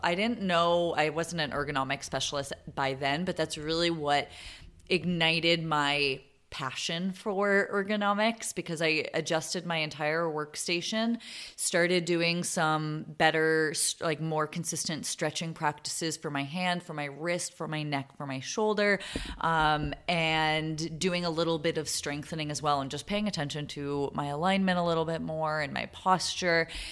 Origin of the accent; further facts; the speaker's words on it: Boston, Massachusetts, United States; moved away as an adult; also born or lived in Vermont; now in San Diego, United States; I was born and raised in Boston